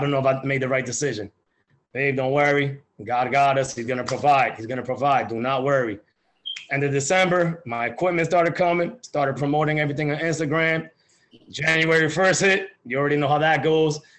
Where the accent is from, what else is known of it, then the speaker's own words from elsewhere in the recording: New Jersey, United States; I'm from New Jersey, you know, the weather gets cold out here.